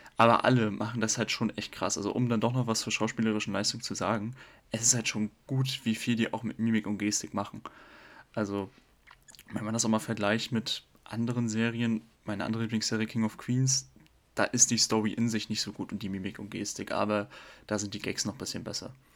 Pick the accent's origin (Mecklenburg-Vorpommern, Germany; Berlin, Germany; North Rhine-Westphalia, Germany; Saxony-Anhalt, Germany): Mecklenburg-Vorpommern, Germany; Parchim; moved away as an adult; now in Stuttgart, Germany; ich komme aus Mecklenburg-Vorpommern, um genau zu sein, aus Parchim